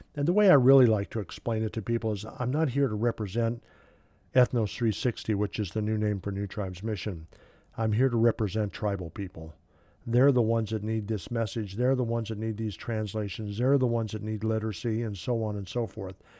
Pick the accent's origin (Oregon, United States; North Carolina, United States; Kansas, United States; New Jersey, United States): Kansas, United States; I'm from Kansas. My wife uh, is from Kansas. Uh, she was born in Arkansas. I was born in Kansas